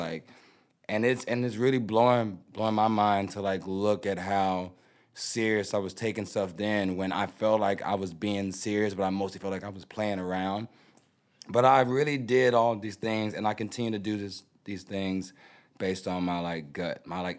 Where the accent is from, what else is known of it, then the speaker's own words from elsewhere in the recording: Houston, Texas, United States; I'm from Houston. … I'm a big fan of y'all. It's my first time out here.